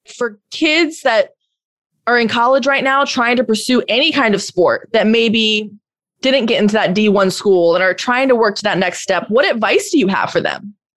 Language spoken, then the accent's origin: English; Florida, United States; I'm from Florida